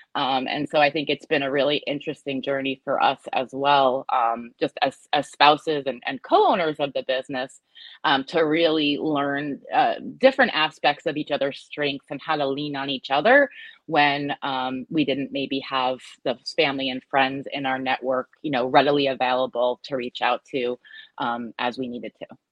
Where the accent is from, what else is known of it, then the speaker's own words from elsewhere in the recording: United States; moved away as an adult; also born or lived in New Jersey; my husband and I were were born and raised in the New York metro area